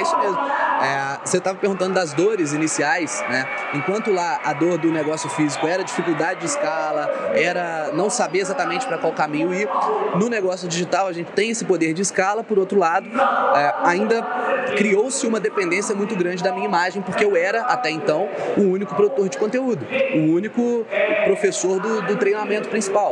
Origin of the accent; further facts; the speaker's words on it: Ubá, Minas Gerais, Brazil; moved away as an adult; now in Juiz de Fora, Brazil; na minha cidade natal, eu sou de Ubá, Minas Gerais